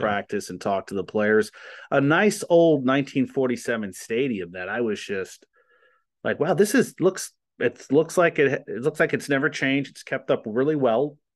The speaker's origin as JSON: {"language": "English", "region": "New Jersey", "country": "United States", "moved": "yes", "said": "I'm from New Jersey"}